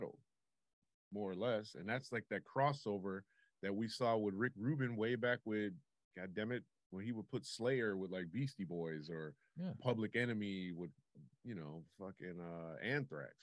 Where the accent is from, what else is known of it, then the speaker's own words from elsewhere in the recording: Detroit, Michigan, United States; I'm from Detroit